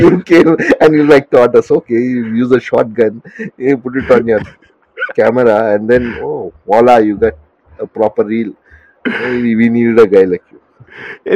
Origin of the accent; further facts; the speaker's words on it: Hyderabad, Telangana, India; I'm like like a third generation Tamilian from Telangana, Hyderabad basically.